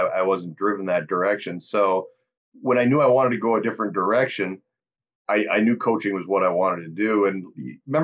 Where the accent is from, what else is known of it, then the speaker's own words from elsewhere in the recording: Reedsburg, Wisconsin, United States; moved away as an adult; also born or lived in Platteville, Wisconsin; now in South Dakota, United States; I grew up in Reedsburg, Wisconsin, small town in South Central Wisconsin